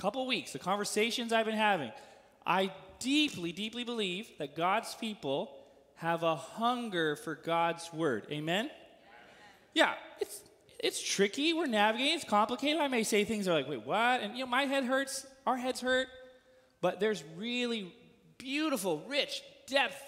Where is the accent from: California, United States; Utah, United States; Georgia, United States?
California, United States; now in Missouri, United States; As a Californian, deep in my bones